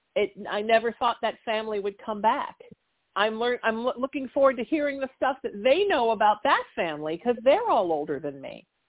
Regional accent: Huntington Beach, California, United States; in my hometown of Huntington Beach

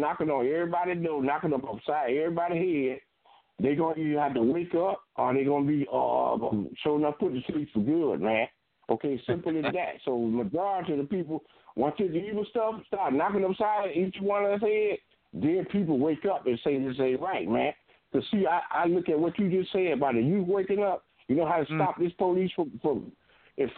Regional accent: Fort Lauderdale, Florida, United States; I'm from Fort Lauderdale

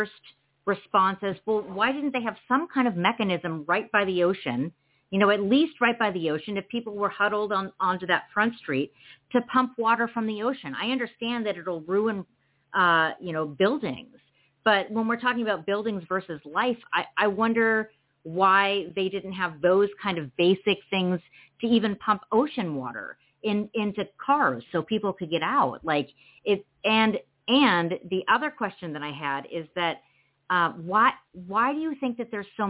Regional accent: California, United States; also born or lived in San Diego; we're both from California

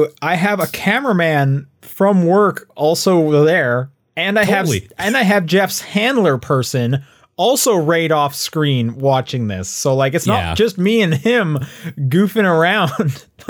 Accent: Canada; hey, you know, we're both Canadian.

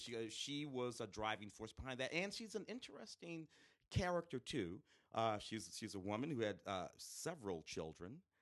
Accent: St. Louis, Missouri, United States; moved away; growing up in St. Louis in the late '60s, early '70s

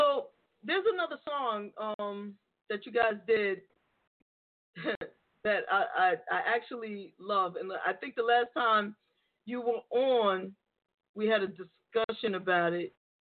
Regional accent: New York City, New York, United States; Shout out to the Boogie Down. That's my hometown.

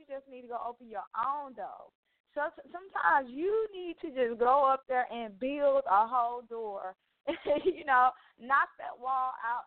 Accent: Mobile, Alabama, United States; Mobile, Alabama, my hometown city

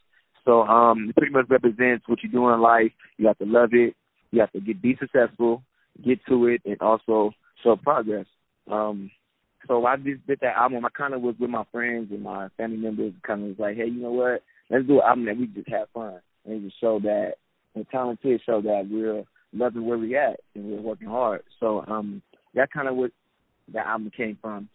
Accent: San Diego, California, United States; I'm from San Diego, California, everybody. San Diego, California, sunny California

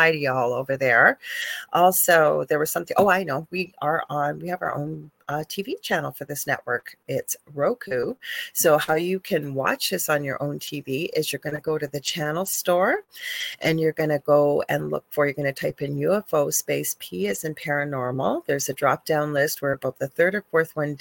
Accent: Canada; I'm a Canadian spiritual psychic medium

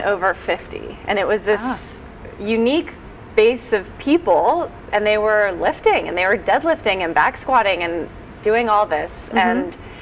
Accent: Bethesda, Maryland, United States; I grew up in Maryland, but DC, coming from Bethesda, the suburbs, is kind of home

